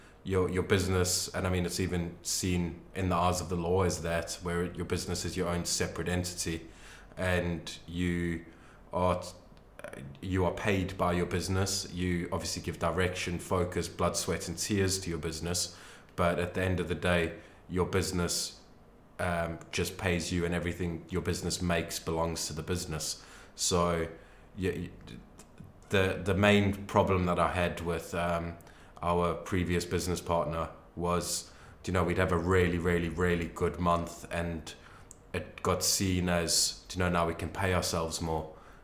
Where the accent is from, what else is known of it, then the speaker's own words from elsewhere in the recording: England, United Kingdom; Yeah, that I've missed out growing up in Britain.